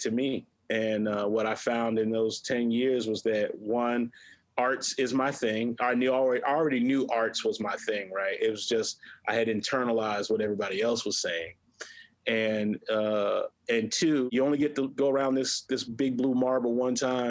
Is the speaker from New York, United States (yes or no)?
no; Hampton, South Carolina, United States; I grew up in Hampton, South Carolina, mm-hmm. a rural town about 45 minutes northwest of Beaufort, South Carolina